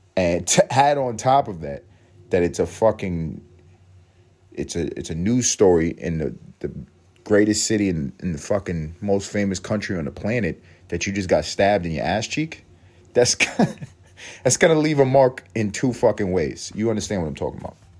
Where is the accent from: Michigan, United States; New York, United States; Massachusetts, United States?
New York, United States; New York City; moved away; when I was coming up in East Harlem